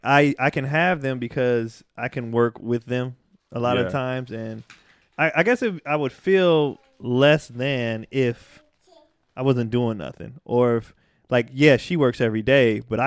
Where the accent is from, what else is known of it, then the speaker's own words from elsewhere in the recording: Antioch, California, United States; also born or lived in Pittsburg, California; I did first through fifth grade in Pittsburgh and then sixth through high school in Antioch. So I just say I'm from Antioch.